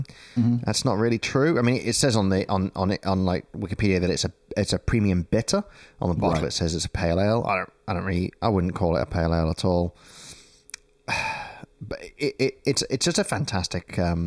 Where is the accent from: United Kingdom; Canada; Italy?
United Kingdom; moved away as an adult; now in Melbourne, Australia; this year, about a month ago, was the 10th anniversary of me leaving the UK.